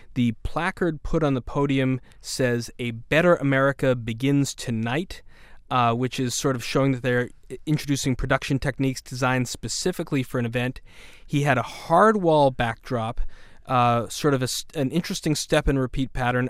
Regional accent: Boston, Massachusetts, United States; growing up in Boston

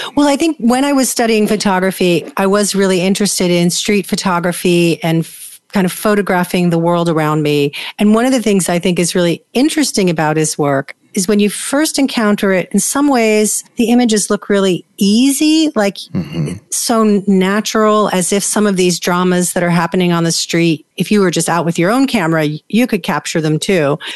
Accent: New York, United States; I grew up in New York

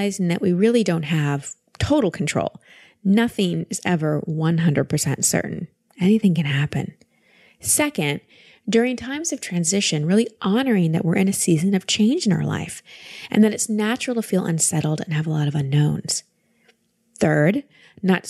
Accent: Texas, United States; calling us from Texas today, my home state

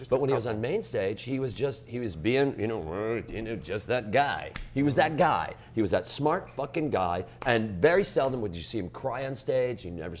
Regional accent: Chicago, Illinois, United States; coming from Chicago

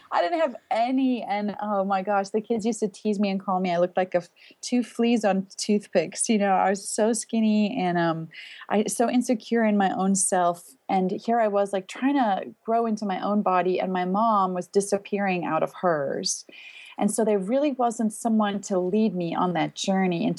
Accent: Pretoria, Gauteng, South Africa; moved away; I'm from South Africa originally, and we lived in the city of Pretoria

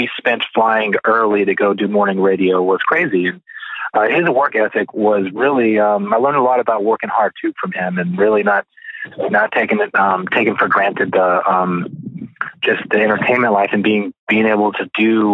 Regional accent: Arkansas, United States; I was from Arkansas

